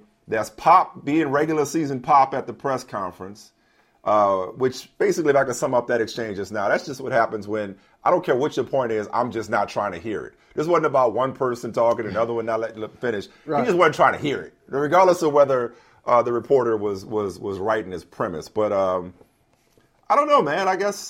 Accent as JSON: {"language": "English", "country": "United States", "said": "I don't feel entitled as an American"}